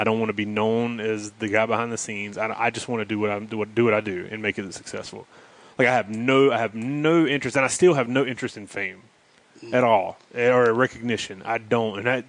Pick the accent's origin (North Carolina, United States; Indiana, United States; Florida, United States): North Carolina, United States; accent: North Carolina; You can tell I got a North Carolina accent or that little Southern accent, but it's not like, hey y'all.